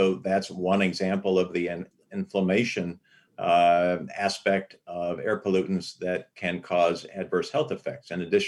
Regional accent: Los Angeles, California, United States; I grew up in Los Angeles in the San Fernando Valley, and air was something you could see on many, many days out of the year.

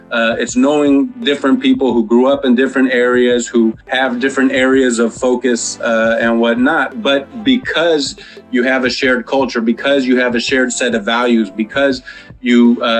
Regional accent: San Diego, California, United States; Although I grew up in Linda Vista, Southeast has kind of been my adopted community and place where I've, you know, raised both of my sons and where I'm currently raising my third son.

